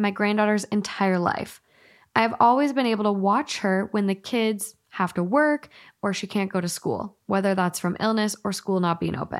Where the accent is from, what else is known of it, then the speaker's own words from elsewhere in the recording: Glasgow, Scotland, United Kingdom; accent: Glaswegian; I also would have loved to have read it to you in my Glaswegian accent.